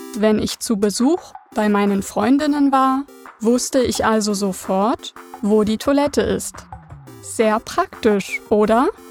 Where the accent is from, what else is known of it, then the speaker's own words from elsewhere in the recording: Berlin, Germany; Meine Kindheit verbrachte ich in Ost-Berlin